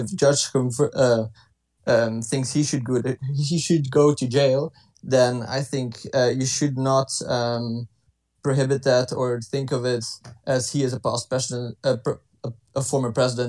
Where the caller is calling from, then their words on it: Ghent, Flanders, Belgium; English is a second language; I am calling from Ghent.